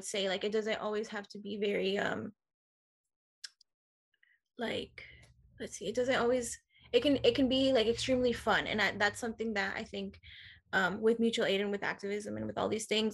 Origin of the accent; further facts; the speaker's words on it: Oceanside, California, United States; I was born and raised in Oceanside